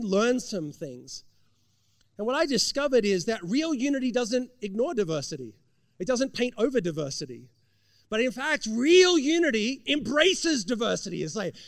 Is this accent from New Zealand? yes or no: no; Australia; now in United States; growing up in Australia